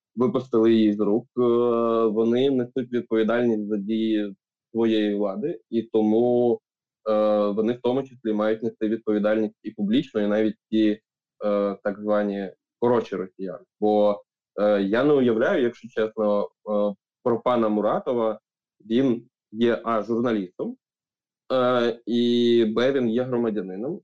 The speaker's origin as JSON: {"language": "Ukrainian", "country": "Ukraine", "said": "Я як українець"}